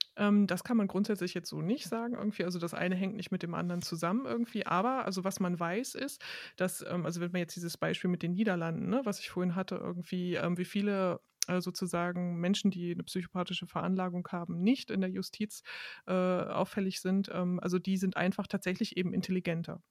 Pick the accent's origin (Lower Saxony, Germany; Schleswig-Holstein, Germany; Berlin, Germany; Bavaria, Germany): Lower Saxony, Germany; Hanover; moved away; Ich komme nämlich aus Hannover, genau, ich komme ursprünglich aus Hannover